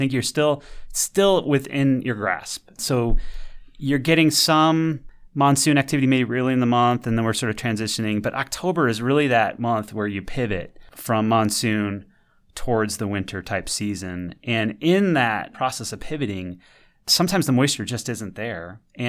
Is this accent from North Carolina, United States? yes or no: no; Michigan, United States; accent: Midwestern; I'm from Michigan. So, you know, my Midwestern pronunciations are in full effect right here.